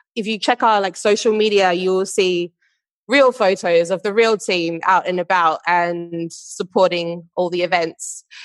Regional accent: Perth, Western Australia, Australia; moved away as an adult; now in London, United Kingdom; I am originally from Perth in Western Australia, and now based in London

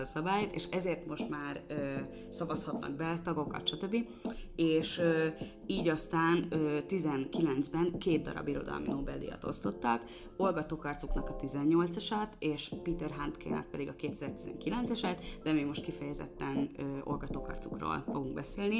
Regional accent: Hungary; én egy x éves magyar fehér nő vagyok, vidékről jöttem

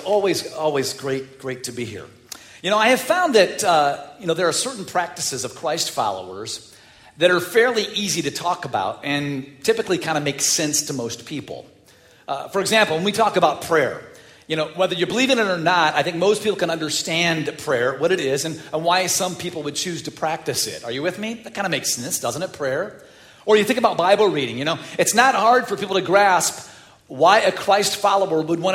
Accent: Chicago, Illinois, United States; I'm from the North Side.

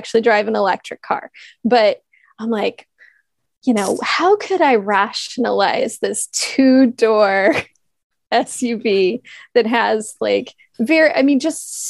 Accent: Kansas City, United States; I grew up in Kansas City area

